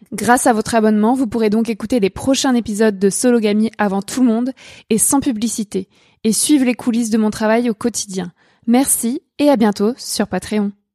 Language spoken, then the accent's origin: French; France; also born or lived in Cherbourg; blanche, française, mince